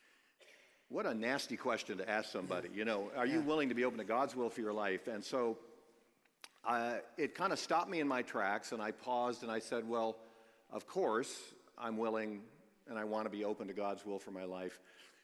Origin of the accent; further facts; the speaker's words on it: New York, United States; I was from New York